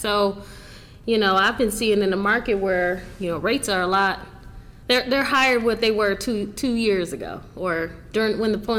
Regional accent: Michigan, United States; also born or lived in Florida; now in Virginia, United States; I was born in and pretty much raised in Michigan.

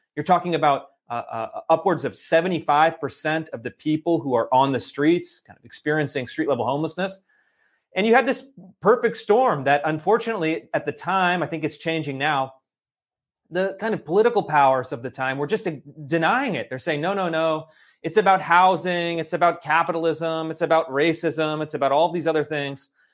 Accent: Sacramento, California, United States; I grew up in Sacramento, California

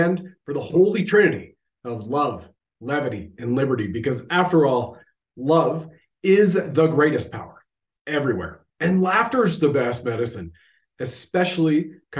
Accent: Canada; I have served my country at the federal level as a Canadian infantry soldier

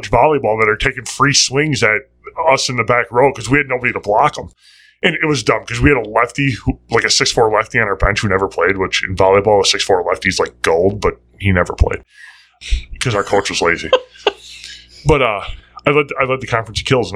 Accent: Cudahy, Wisconsin, United States; Growing up in Cudahy, our conference had, like, the Brookfield schools, it had the Tosa schools

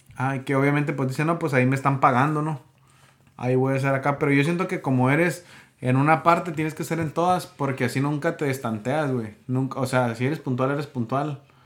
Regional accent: Mexico; somos mexicanos, ¿no? En México así se acostumbra

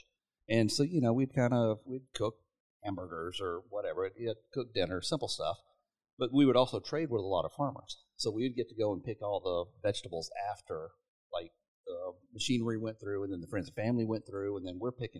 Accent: Mississippi, United States; moved away as an adult; I grew up poor in Mississippi

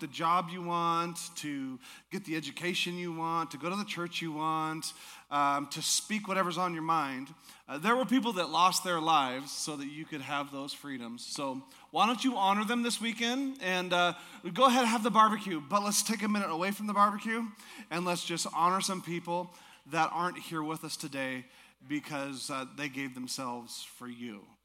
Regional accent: Alaska, United States; I'm from Alaska

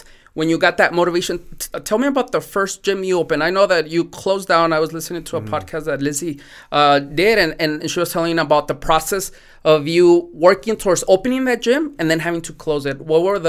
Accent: Mexico; born there; English is a second language; My first language is not English, right? I was born also in Mexico.

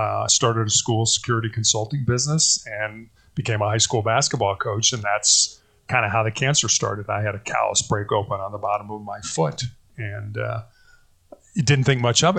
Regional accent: Chicago, Illinois, United States; I born and raised in Chicago, Illinois, oldest of three boys

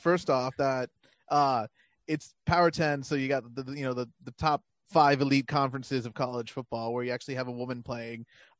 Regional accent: near Edinburg, Texas, United States; Edinburgh which is like close to my hometown.

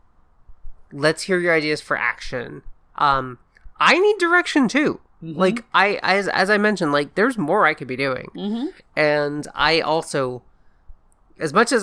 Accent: the South, United States; I grew up in the South

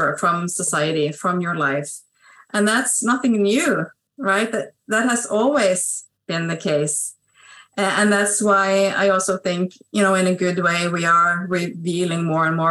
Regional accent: Norway; also born or lived in Stavanger, Norway; I'm a Salvationist from Norway. I live on the west coast of Norway

